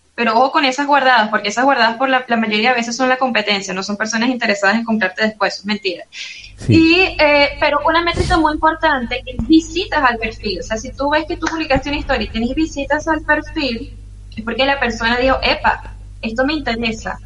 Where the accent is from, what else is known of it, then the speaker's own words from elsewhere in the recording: Caracas, Capital District, Venezuela; moved away as an adult; also born or lived in Maracay, Venezuela; now in Fortaleza, Brazil; soy caraqueña